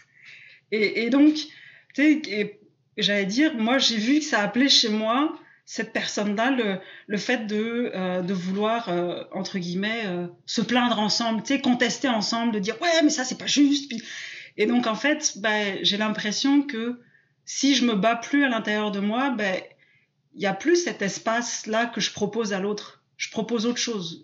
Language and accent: French; south-west France, France; moved away as an adult; now in Quebec, Canada; en France, je suis plutôt du sud-ouest, mais là, j'habite au Québec en ce moment